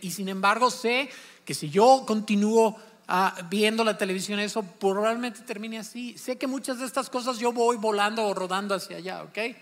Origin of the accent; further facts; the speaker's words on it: Celaya, Guanajuato, Mexico; moved away; nosotros nos criamos en Celaya, Guanajuato